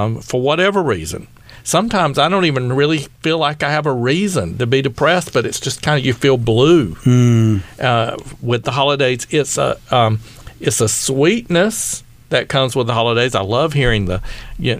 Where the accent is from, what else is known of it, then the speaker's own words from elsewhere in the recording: East Coast, United States; moved away; I'm from the East Coast.